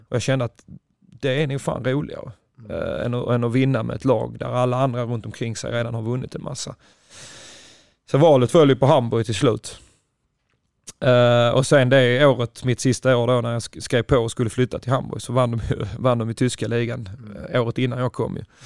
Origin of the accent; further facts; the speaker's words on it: Ystad, Skåne, Sweden; moved away as an adult; also born or lived in Flensburg, Germany / Lund; jag är själv från Ystad